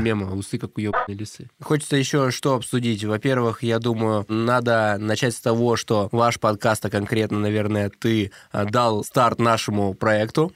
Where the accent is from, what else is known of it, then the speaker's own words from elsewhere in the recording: Novosibirsk, Novosibirsk Oblast, Russia; accent: Novosibirsk dialect; мы же из Новосибирска